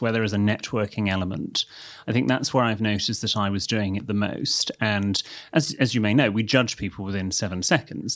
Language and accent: English; United Kingdom; we Brits are